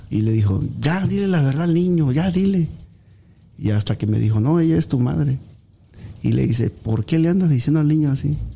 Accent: Agua Dulce, Veracruz, Mexico; also born or lived in Tabasco; Yo nací en Tabasco. pero a consecuencia de que mi madre tenía 14 años, este, me dio en adopción. a los dos meses de nacido me, me, fui, me, me, me adoptaron unos tíos en Agua Dulce Veracruz.

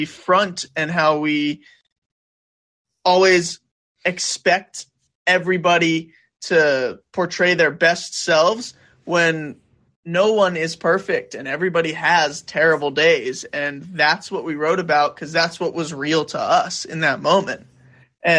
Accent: New York, United States; moved away as an adult; now in Los Angeles, United States; I'm a New Yorker at heart

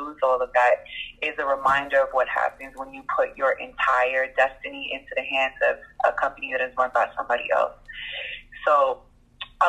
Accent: New York City, New York, United States; accent: New York; moved away as an adult; also born or lived in Bronx / Birmingham, Alabama / Toronto; now in Atlanta, United States; I'm from Dyckman, which is Washington Heights. Well, technically it's Inwood

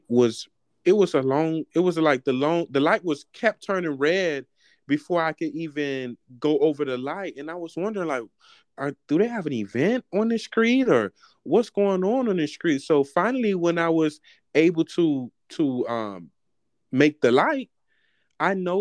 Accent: Miami, Florida, United States; now in Atlanta, United States; I'm from Miami, but I'm from Miami.

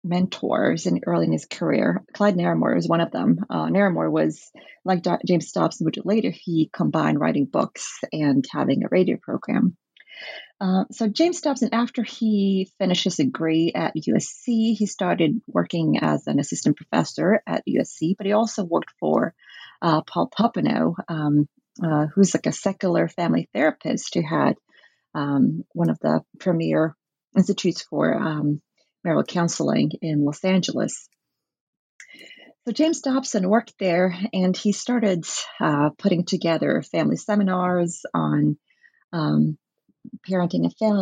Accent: Norway; I grew up in the Norwegian Bible Belts, which is very influenced by American evangelicalism.

